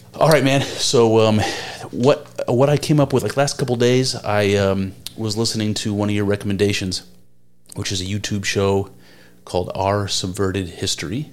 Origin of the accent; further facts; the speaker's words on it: United States; as an American, have searched for my own history